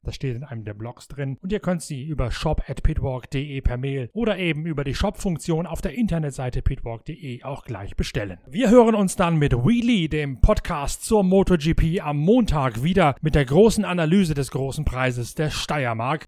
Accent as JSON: {"language": "German", "country": "Germany", "said": "als Deutscher"}